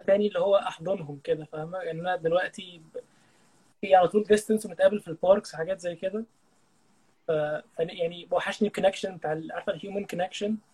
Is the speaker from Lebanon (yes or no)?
no; Egypt